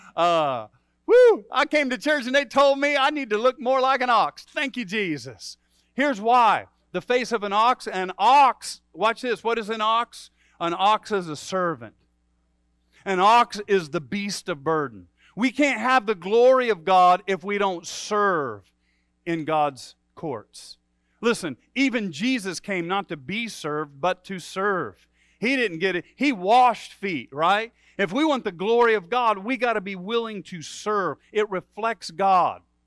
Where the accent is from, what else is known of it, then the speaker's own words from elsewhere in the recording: Midwest, United States; also born or lived in Michigan; for a Midwesterner